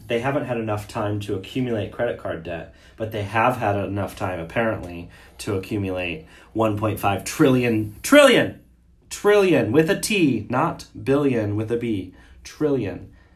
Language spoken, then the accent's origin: English; Detroit, Michigan, United States; I grew up in Metro Detroit